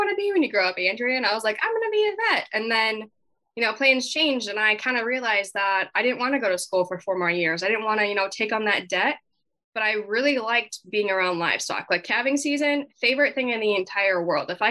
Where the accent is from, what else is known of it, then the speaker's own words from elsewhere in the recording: Southwest Minnesota, United States; I was born and raised in Southwest Minnesota. I grew up on my family's farm